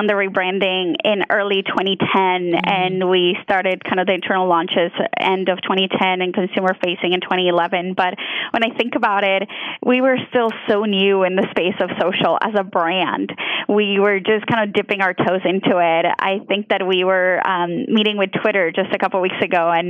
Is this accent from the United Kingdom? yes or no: no; Colombia; English is a second language; moved away; I was born and raised in Colombia, so you might notice an accent come out here and there because English is my second language.